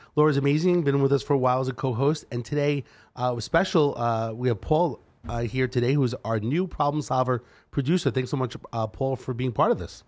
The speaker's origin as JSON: {"language": "English", "town": "New York City", "region": "New York", "country": "United States", "accent": "Brooklyn style", "moved": "as an adult", "lives_now": "Henderson, United States", "said": "I'm from New York and I've been here twenty-one years."}